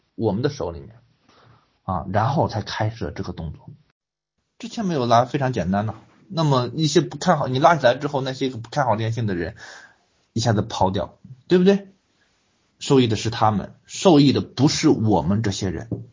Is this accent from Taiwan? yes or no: no; China; 作为一个中国人